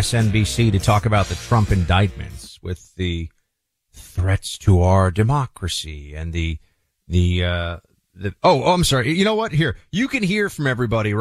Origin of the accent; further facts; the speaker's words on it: New York, United States; As a New Yorker, I've been hearing so much about Reverend Al since I was a little kid